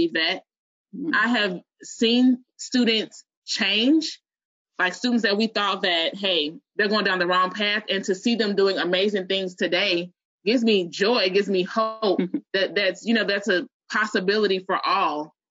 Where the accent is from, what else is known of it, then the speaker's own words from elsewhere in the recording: Chicago, Illinois, United States; moved away as an adult; also born or lived in New Orleans, Louisiana; I'm originally from Chicago, and I moved, went to college in New Orleans, went back to Chicago, moved back to New Orleans.